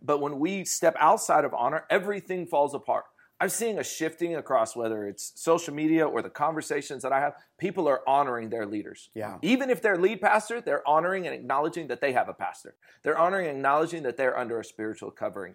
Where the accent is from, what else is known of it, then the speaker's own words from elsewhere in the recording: Fresno, California, United States; I'm from Fresno, California